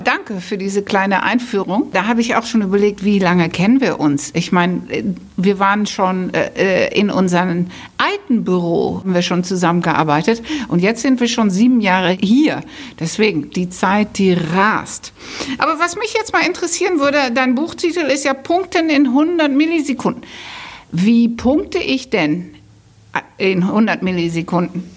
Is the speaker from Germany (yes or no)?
no; Netherlands; moved away; ich bin Holländerin